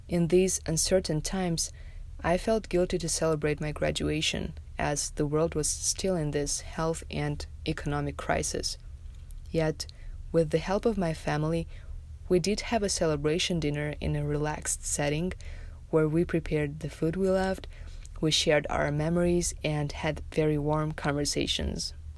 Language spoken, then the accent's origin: English; Tajikistan; moved away as an adult; now in Las Vegas, United States; in my home country of Tajikistan